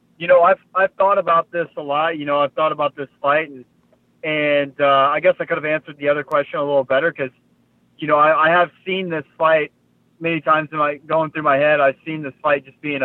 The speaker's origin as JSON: {"language": "English", "town": "Fort Worth", "region": "Texas", "country": "United States", "said": "I'm from Fort Worth, so Fort Worth's only 40 minutes away, 35, 40 minutes away from Dallas, and you know, I'm from a small town, kind of a small town right outside of Fort Worth"}